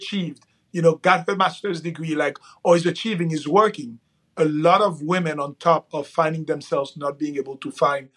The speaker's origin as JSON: {"language": "English", "country": "Haiti", "moved": "yes", "said": "I'm from Haiti originally."}